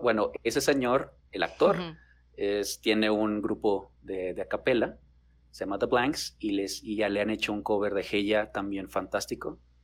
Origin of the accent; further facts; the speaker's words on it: Chihuahua, Mexico; soy de Chihuahua